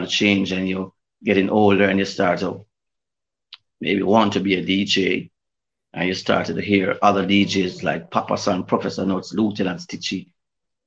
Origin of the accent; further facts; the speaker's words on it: Mandeville, Manchester, Jamaica; also born or lived in Kingston, Jamaica / England; I grew up in Manly, Manchester